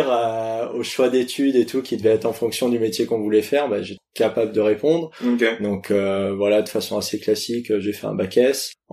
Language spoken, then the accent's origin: French; Lyon, Auvergne-Rhône-Alpes, France; born there; also born or lived in Paris region; je suis né à Lyon, j'habite en région parisienne, j'habite Guyane